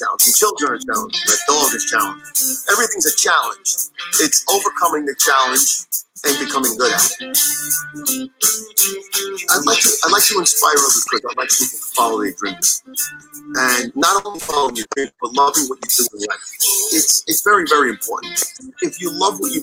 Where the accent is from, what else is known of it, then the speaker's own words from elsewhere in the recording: New York, United States; Being a New Yorker